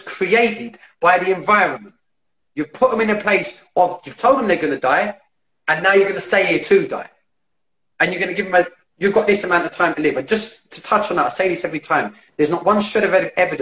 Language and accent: English; London, United Kingdom; I grew up in East London, you might be able to tell by the way I talk, but I grew up in area East London